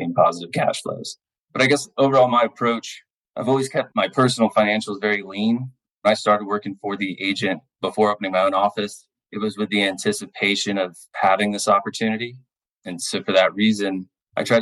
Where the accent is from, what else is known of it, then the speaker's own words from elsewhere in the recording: New Port Richey, Florida, United States; my hometown of Newport Richey, Florida. I was born and raised here in the Tampa Bay area